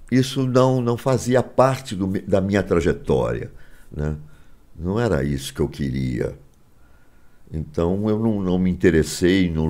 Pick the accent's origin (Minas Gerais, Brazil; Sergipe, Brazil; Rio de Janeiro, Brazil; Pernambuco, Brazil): Rio de Janeiro, Brazil; now in São Paulo, Brazil; Eu sou carioca, mas eu não uhum. queria voltar. Eu já morava em São Paulo, minha vida já estava em São Paulo, então eu não queria voltar para o Rio.